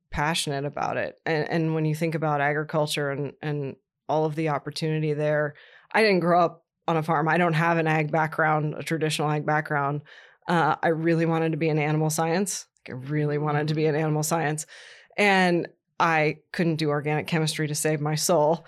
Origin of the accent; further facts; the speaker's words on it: Columbus, Ohio, United States; moved away; also born or lived in Indiana; I was raised in Columbus, Ohio